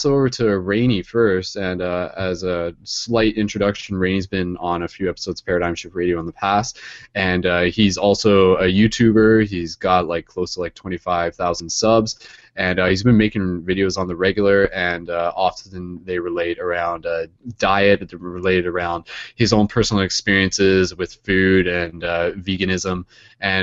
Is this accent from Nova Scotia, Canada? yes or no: no; London, Ontario, Canada; I'm from London, Ontario, Canada.